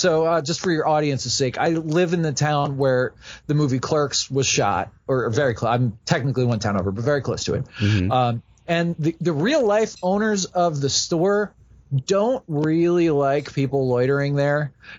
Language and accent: English; New Jersey, United States; moved away as an adult; also born or lived in Wooster, Ohio / Philadelphia; I grew up in New Jersey. I kind of knew New Jersey, New York, Philadelphia, the whole kind of East Coast area.